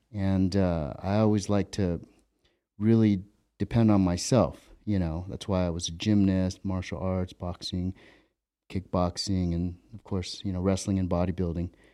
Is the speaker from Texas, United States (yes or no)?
no; Ventura, California, United States; growing up in Ventura where I grew up.